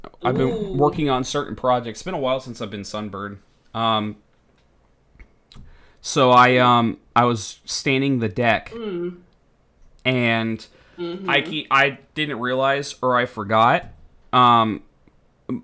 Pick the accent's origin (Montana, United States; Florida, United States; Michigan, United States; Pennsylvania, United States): Florida, United States; I'm from Florida